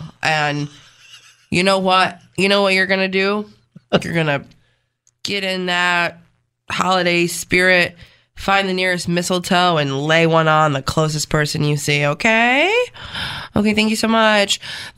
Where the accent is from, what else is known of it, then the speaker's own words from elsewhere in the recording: Canada; I said, as a Canadian, I think the world gives us too much praise for the invention of poutine.